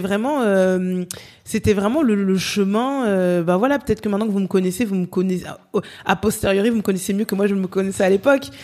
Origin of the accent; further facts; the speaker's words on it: France; je suis née, j'ai grandi en France